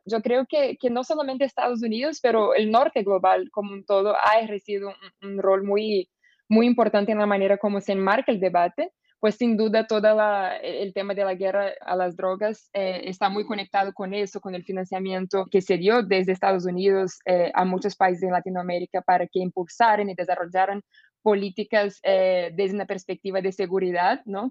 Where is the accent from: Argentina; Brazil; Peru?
Brazil; soy una abogada brasileña